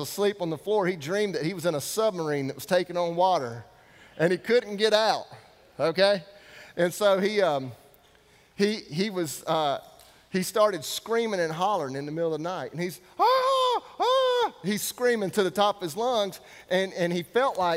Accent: North Carolina, United States; I'm from North Carolina. That's right. North Carolina, Denver, about 4 hours from here

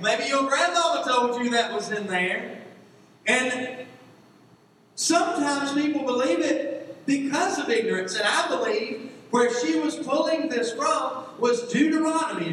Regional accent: Georgia, United States; moved away; I grew up in Georgia

